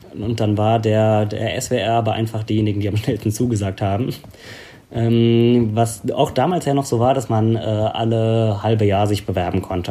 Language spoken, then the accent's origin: German; Bad Kreuznach, Rhineland-Palatinate, Germany; also born or lived in Gensingen / Berlin; ich halt hier in der Ecke groß geworden bin. Also so, ja. ich komme aus Bad Kreuznach, bin da geboren